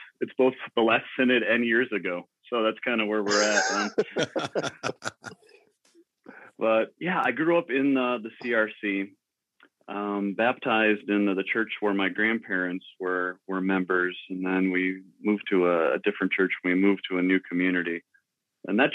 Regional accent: West Michigan, United States; moved away as an adult; now in Inwood, Iowa, United States; I grew up in West Michigan

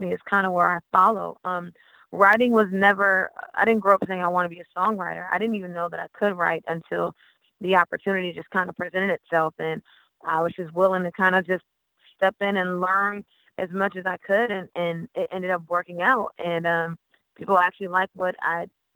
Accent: Haines City, Florida, United States; I'm a country girl. I'm from Haines City, Florida

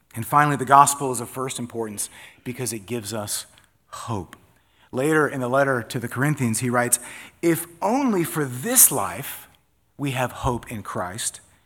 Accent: Florida, United States; I'm from Florida

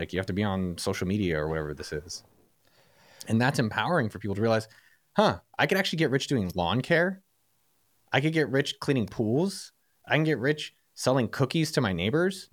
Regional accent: San Francisco Bay Area, California, United States; I'm from the Bay Area

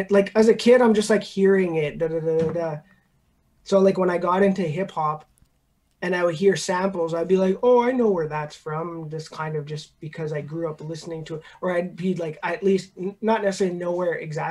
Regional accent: Montreal, Quebec, Canada; I'm from Montreal. Grew up in NDG, Notre Dame

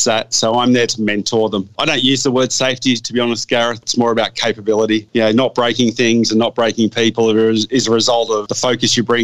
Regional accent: Sydney, New South Wales, Australia; moved away as an adult; now in Queensland, Australia; I grew up in a pretty challenging area in the western suburbs there.

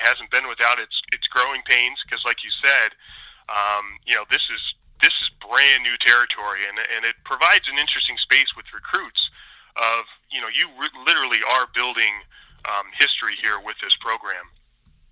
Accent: Pennsylvania, United States; moved away as an adult; now in Syracuse, United States; I'm a transplant from Pennsylvania

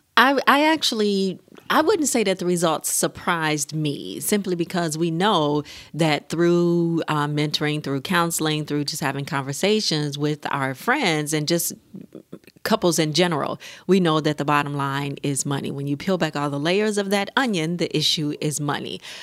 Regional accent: United States; we as American couples

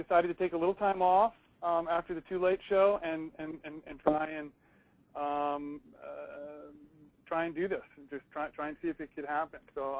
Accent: East Coast, United States; I grew up on the East Coast, and I spent more time on stationary bikes than almost anyone I know.

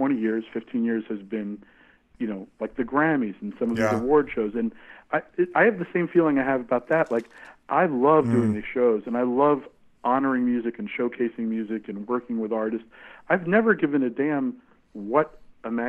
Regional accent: New York, United States; I was growing up around New York and in New York

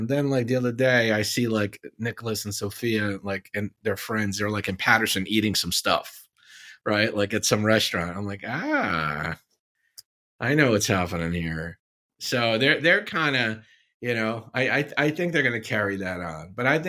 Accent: Syria; You guys know I grew up in Syria, right?

